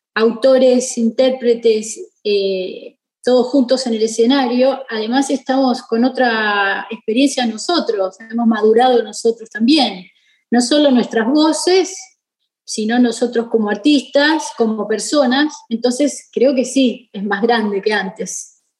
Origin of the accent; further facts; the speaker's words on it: Rosario, Santa Fe, Argentina; Siendo rosarina